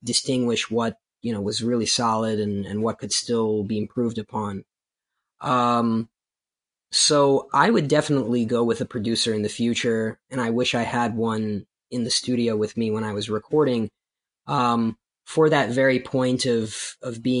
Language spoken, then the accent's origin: English; Baltimore, Maryland, United States; also born or lived in Soviet Union; escaping the Soviet Union, growing up in Baltimore City, and going through the challenges of being an immigrant in the United States